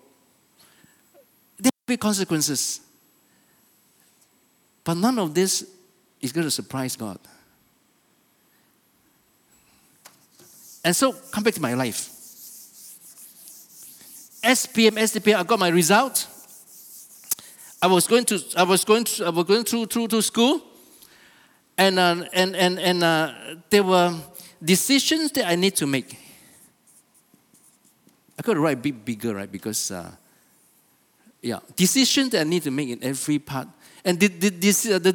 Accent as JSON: {"language": "English", "town": "Kota Kinabalu", "region": "Sabah", "country": "Malaysia", "tie": "born or raised there", "said": "I was born here in Kota Kinabalu, okay? And I lived my life. I went to school"}